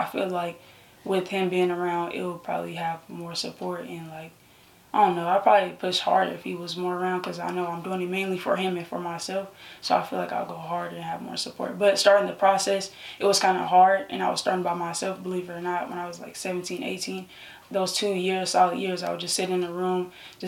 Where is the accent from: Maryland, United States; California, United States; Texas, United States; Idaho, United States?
California, United States; Sacramento; I'm from Sacramento, California.